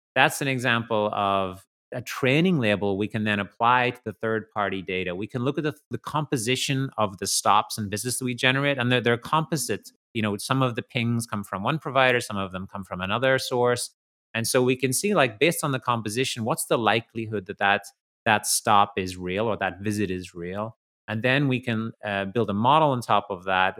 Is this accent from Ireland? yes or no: yes; Ireland; I grew up in Ireland, and in the country